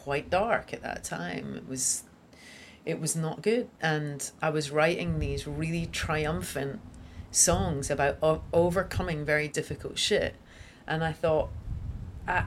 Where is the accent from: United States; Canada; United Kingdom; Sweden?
United Kingdom; Scotland; my little Scottish town